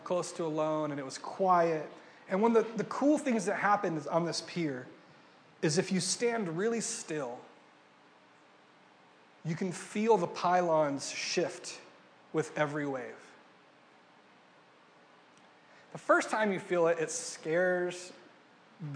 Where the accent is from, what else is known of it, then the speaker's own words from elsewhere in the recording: Ventura, California, United States; moved away as an adult; also born or lived in Pennsylvania; I'm from Ventura, about 3 hours north of here